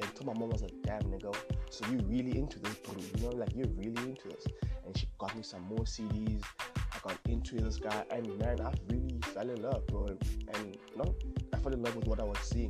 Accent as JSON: {"language": "English", "town": "Cape Town", "region": "Western Cape", "country": "South Africa", "tie": "born or raised there", "said": "Born and raised in Cape Town."}